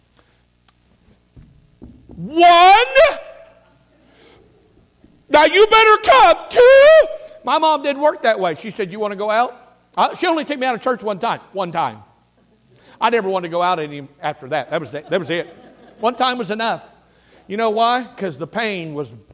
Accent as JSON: {"language": "English", "country": "United States", "said": "I'm an American"}